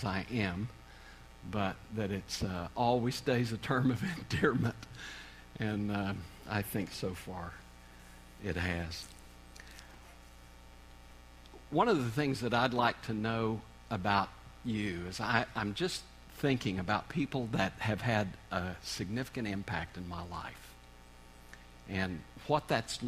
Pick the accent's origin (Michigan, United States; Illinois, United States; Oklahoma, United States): Oklahoma, United States; moved away as an adult; now in Kansas, United States; I grew up in Oklahoma, so I'm an Okie. I don't know if I've kept any of that accent or not, but we've been in Kansas the last 31 years